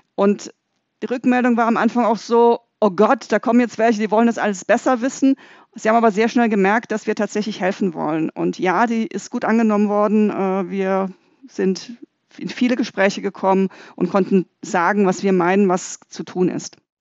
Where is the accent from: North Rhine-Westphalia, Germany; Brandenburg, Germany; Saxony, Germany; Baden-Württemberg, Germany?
Baden-Württemberg, Germany; Freiburg; ich komme aus Freiburg